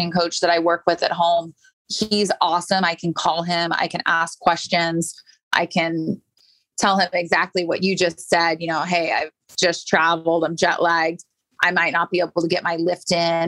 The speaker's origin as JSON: {"language": "English", "town": "St. Petersburg", "region": "Florida", "country": "United States", "tie": "born or raised there", "said": "I grew up in St. Pete, just down the street from IMG Academy."}